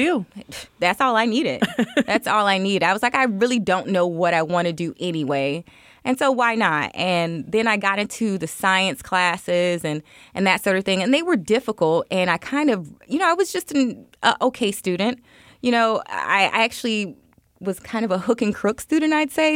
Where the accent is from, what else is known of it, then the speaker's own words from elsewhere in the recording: Miami, Florida, United States; now in Chicago, United States; I was born and raised in Miami, Florida. I live in Chicago, Illinois now